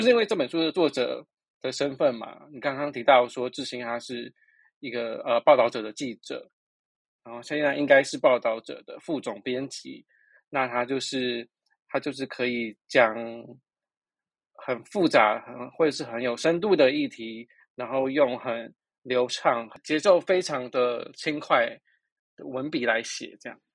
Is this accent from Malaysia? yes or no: no; Taiwan; 我们台湾人